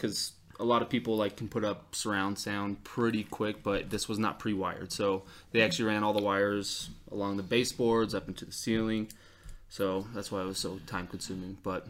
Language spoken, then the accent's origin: English; Salt Lake City, Utah, United States; I grew up in Salt Lake, and I'm also not Mormon, so something kind of funny about me, big family from Salt Lake, not Mormon.